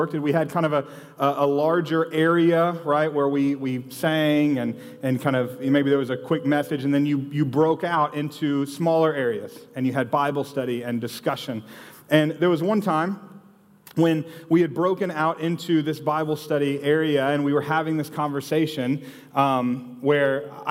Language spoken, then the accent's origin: English; Austin, Texas, United States; So I grew up here in Austin